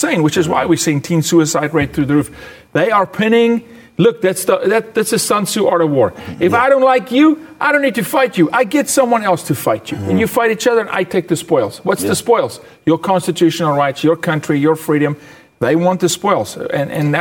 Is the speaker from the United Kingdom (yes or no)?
no; South Africa; moved away; a fellow South African